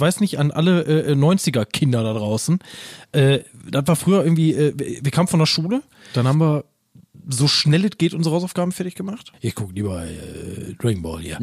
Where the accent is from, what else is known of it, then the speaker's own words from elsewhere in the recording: Essen, North Rhine-Westphalia, Germany; accent: Ruhrpott; Das ist übrigens mein Geburtsort